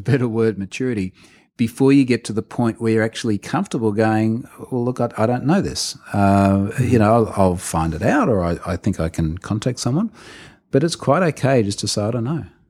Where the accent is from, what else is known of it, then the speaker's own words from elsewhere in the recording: Australia; as the Australian